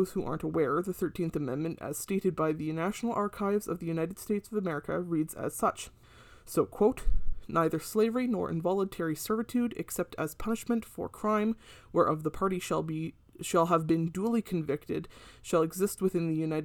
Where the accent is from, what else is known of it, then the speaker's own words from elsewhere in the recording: Canada; as a Canadian.